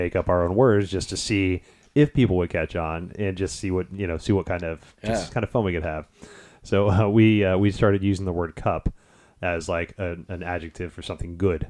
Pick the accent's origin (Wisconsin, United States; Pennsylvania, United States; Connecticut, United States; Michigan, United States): Michigan, United States; Detroit; born there; We have family, like I said, I was born in Detroit, so we go up to up north.